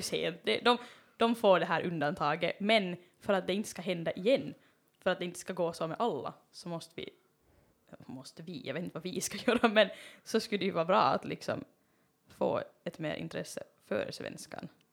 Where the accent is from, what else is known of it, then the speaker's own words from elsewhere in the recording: Finland; jag är finlandssvensk